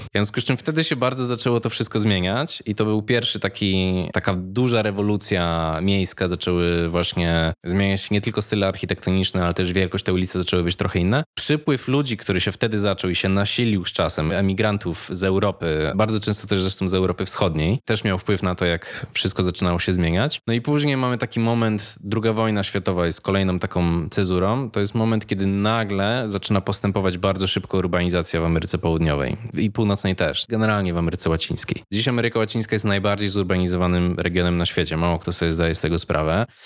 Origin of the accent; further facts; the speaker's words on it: Łódź, Łódź Voivodeship, Poland; moved away as an adult; ja się wychowywałem w chyba tej najgorszej Łodzi